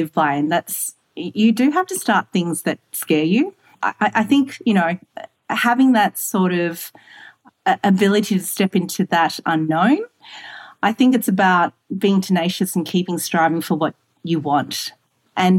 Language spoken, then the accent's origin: English; Singapore; moved away; also born or lived in Australia / London; So I'm Singaporean born. I'm Australian Malay Chinese woman in technology that's lived in London